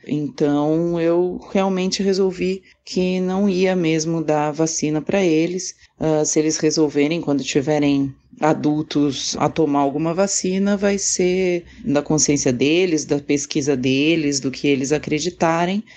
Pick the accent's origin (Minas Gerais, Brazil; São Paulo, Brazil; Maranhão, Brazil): São Paulo, Brazil; Santos; Eu sou de Santos, São Paulo.